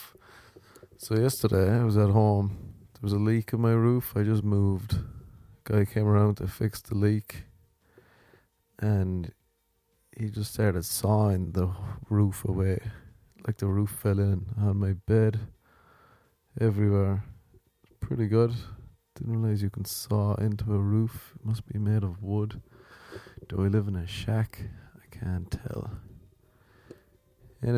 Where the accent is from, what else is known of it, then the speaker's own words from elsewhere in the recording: Ireland; now in Los Angeles, United States; I am Irish. I'm